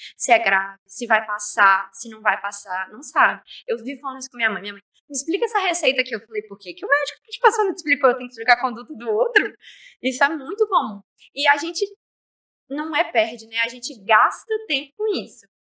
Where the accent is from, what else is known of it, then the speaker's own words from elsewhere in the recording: Nanuque, Minas Gerais, Brazil; moved away as an adult; now in Governador Valadares, Brazil; Eu cresci em Nanuque a vida inteira. E aí eu mudei pra cá por causa da faculdade.